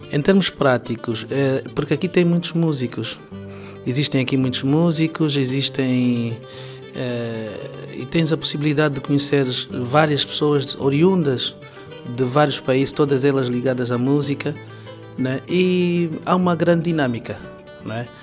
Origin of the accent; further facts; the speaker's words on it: Angola; now in Portugal; angolano, residente em Portugal já há muitos anos